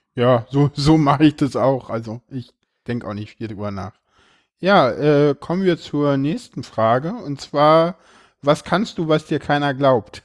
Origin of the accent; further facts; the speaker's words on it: Berlin, Germany; ich komme ja hier aus Berlin